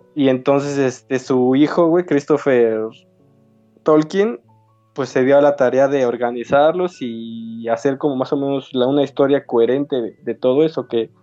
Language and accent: Spanish; Mexico; como mexicano